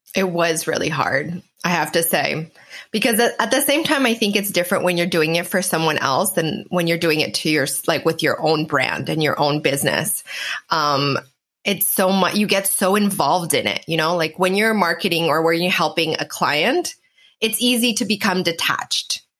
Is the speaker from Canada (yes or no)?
yes; Canada; now in Portugal; I'm actually Canadian, but I live in Portugal.